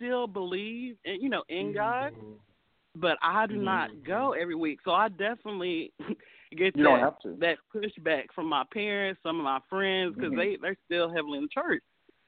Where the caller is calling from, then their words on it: Nashville, Tennessee, United States; I'm calling from Nashville.